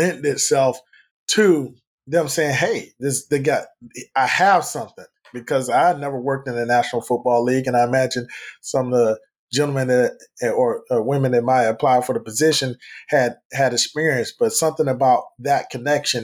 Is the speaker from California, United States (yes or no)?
no; Fort Lauderdale, Florida, United States; moved away; also born or lived in Minnesota; One of my longtime friends that I grew up with in Fort Lauderdale